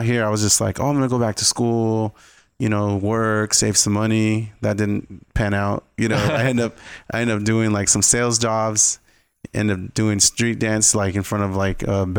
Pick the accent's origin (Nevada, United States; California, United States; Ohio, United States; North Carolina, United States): California, United States; Indio; I was born and raised in Coachella Valley, California. So like Indio is where I was born.